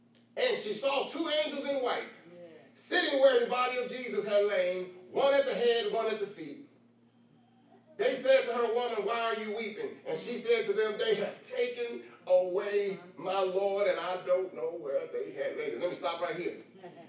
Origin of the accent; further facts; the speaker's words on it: Missouri, United States; I'm from Missouri, the show me state.